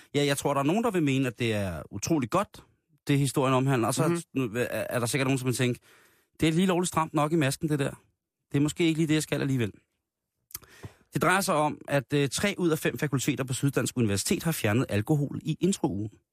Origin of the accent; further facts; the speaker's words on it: Denmark; der er vi jo af danskere et så generet folkefærd